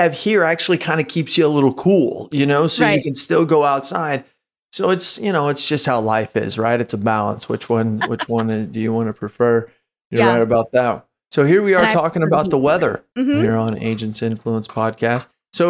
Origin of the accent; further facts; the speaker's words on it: Phoenix, Arizona, United States; I was born in Phoenix, Arizona. So I was raised there as a young age, but all my family still lives there.